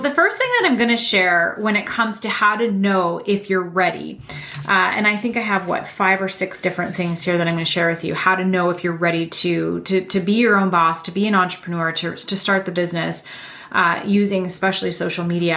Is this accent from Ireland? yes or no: no; Canada; I'm Canadian